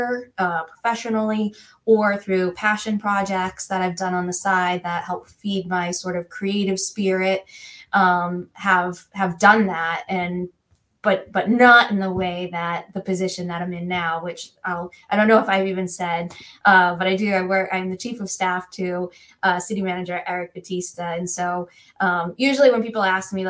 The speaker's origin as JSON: {"language": "English", "town": "Worcester", "region": "Massachusetts", "country": "United States", "tie": "born or raised there", "said": "I am born and bred in Worcester."}